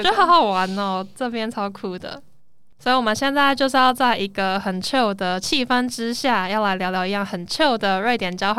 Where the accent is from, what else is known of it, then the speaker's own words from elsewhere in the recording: Taiwan; 我是土生土长的台湾人，